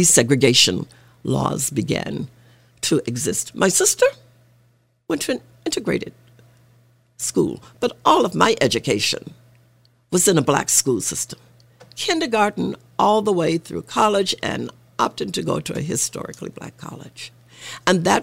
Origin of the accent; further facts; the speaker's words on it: Arkansas, United States; moved away; I grew up in Arkansas